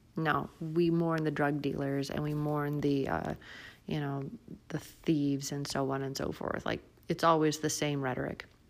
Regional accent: United States

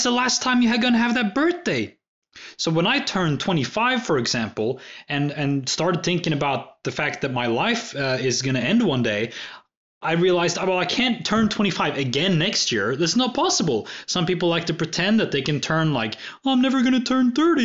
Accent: Norway; But me from a different country, like from Norway, the land of the Vikings

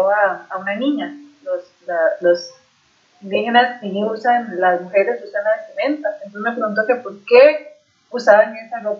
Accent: Costa Rica

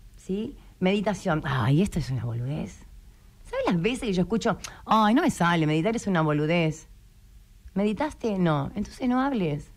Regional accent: Malvinas Argentinas, Buenos Aires, Argentina; Yo soy de Malvinas Argentina

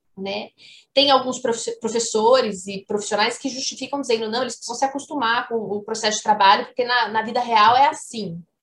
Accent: Ribeirão Preto, São Paulo, Brazil; moved away as an adult; now in Uberlândia, Brazil; Eu moro em Uberlândia, sou de Ribeirão Preto, mas moro em Uberlândia desde que eu comecei a dar aula aqui na UFO

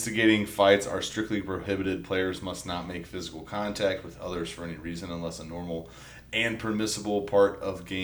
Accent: St. Louis, Missouri, United States; we're both from St. Louis

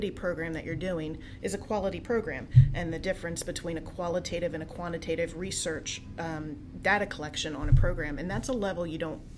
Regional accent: New Jersey, United States; now in Coatesville, United States; I'm a Jersey girl.

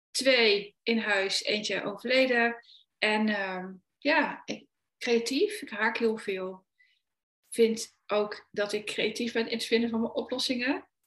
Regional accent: Achterhoek, Gelderland, Netherlands; ik kom uit de Achterhoek, daar ben ik oorspronkelijk geboren.

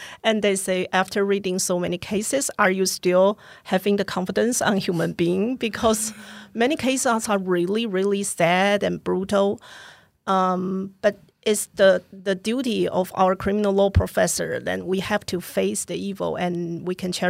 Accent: Taipei, Taiwan; now in Hsinchu, Taiwan; So I decided to come back and move to Hsinchu. I grew up in Taipei, and I'm the president of Student Association of Taipei Girls High School.

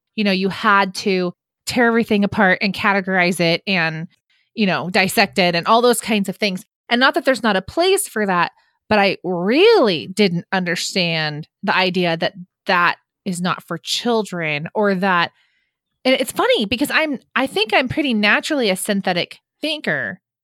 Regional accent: California, United States; as a Californian

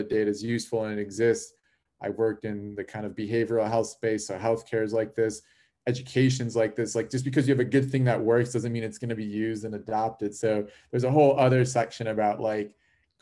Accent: Chicago, Illinois, United States; I was born and raised in Chicago, in the Chicago area

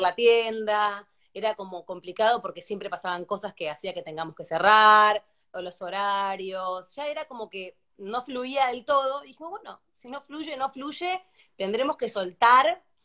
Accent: Argentina; now in Spain; Cuando sos argentino

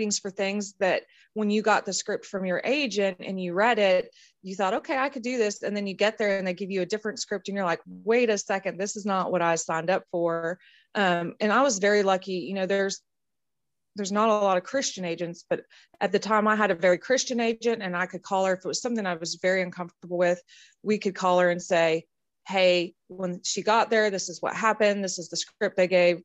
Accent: California, United States; growing up in California in a small horse ranch in a very small town.

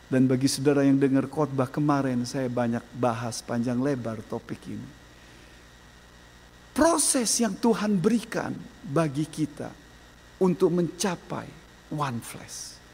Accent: Lampung, Indonesia; Saya orang Lampung, istri latar belakang keluarga yang lemah lembut.

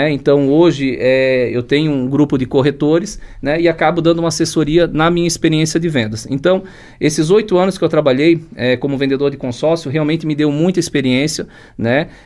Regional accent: Blumenau, Santa Catarina, Brazil; meus pais eram do interior, eu nasci em Blumenau, Blumenau, mas um ano a gente morou no interior, então trabalhei um ano lá com eles estudando, né? Depois retornamos para Blumenau

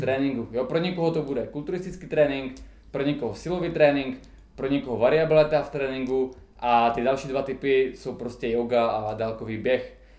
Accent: Czechia; my Češi

